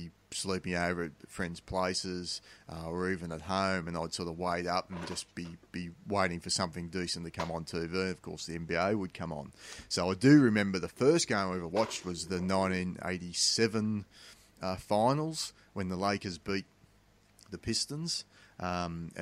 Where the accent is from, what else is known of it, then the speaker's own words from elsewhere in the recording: Australia; the big differences for me growing up in Australia is we didn't play a lot of basketball.